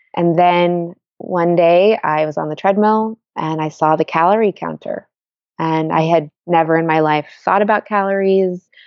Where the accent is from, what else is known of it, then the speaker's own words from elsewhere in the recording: Washington, District of Columbia, United States; now in Bay Area, United States; I grew up in Washington, D C